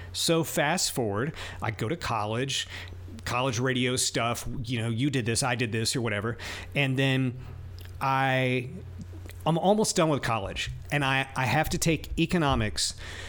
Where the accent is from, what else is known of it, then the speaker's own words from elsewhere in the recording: Lewisburg, Tennessee, United States; I was 14, and there was this guy named Bob Smart in my hometown, Lewisburg. Yo-Yo, represent Tennessee.